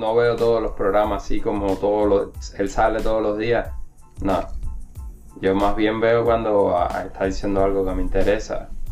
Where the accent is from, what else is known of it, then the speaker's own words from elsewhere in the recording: Cuba; now in United States; desde que salí de Cuba